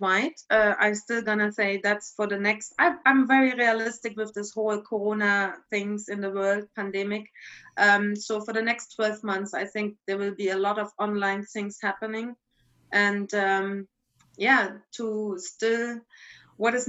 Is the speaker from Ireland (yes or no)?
no; East Germany, Germany; moved away; I come from East Germany